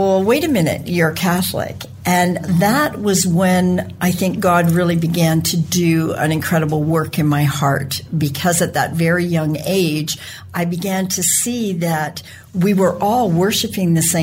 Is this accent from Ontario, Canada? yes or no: yes; Brantford, Ontario, Canada; moved away as an adult; also born or lived in Toronto, Canada; now in Western Canada; I grew up in Brantford and was educated in Toronto